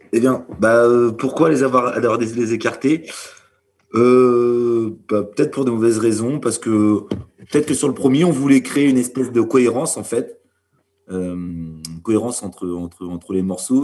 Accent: Normandy, France; on est originaire bah, de Normandie et pour certains du Cotentin

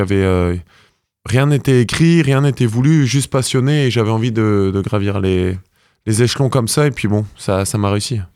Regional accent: Brittany, France; now in Normandy, France; quand on est breton, c'est une identité. Et c'est vrai que j'ai du mal à à m'en séparer. Donc, je resterai breton.

